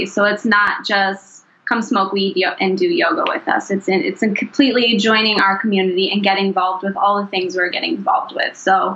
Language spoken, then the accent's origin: English; Wyoming, United States; moved away as an adult; now in Denver, United States; I grew up in Wyoming and been in Denver for next month it'll be 8 years.